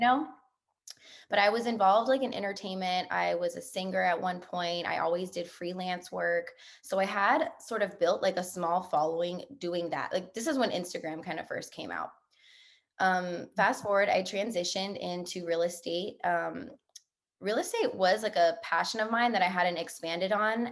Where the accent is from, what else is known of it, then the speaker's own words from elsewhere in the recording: New Orleans, Louisiana, United States; moved away; I'm from New Orleans, Louisiana.